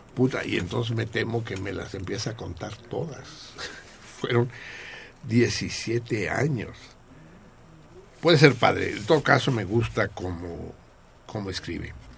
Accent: Mexico; también nos afecta a los mexicanos

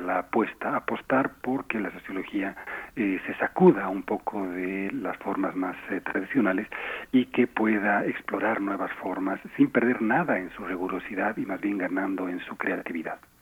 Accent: Bolivia; moved away as an adult; now in Mexico; Yo vivo en México, soy mexicano-boliviano

